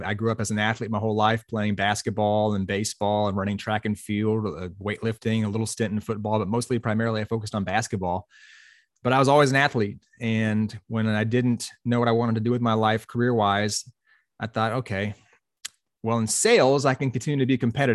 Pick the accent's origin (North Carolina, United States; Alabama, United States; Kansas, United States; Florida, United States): Florida, United States; Pensacola; I grew up in Pensacola, Florida, on the west side of Pensacola or west side of Florida